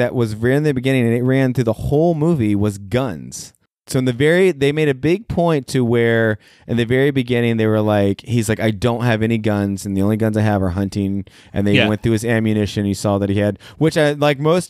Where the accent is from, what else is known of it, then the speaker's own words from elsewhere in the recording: Virginia, United States; I'm from Virginia